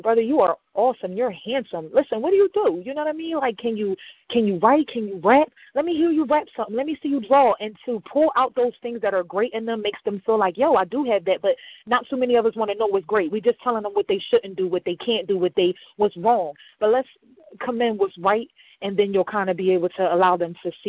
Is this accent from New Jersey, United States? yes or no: yes; Camden, New Jersey, United States; I'm from Camden, New Jersey